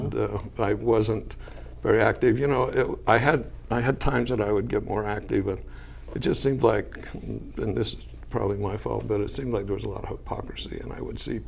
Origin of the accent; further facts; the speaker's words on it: Salt Lake City, Utah, United States; I was born in Salt Lake.